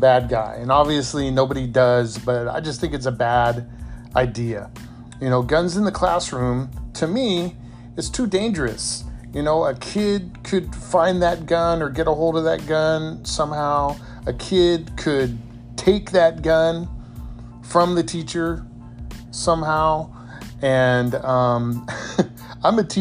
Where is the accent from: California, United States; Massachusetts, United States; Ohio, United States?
California, United States; San Diego; as a kid growing up in San Diego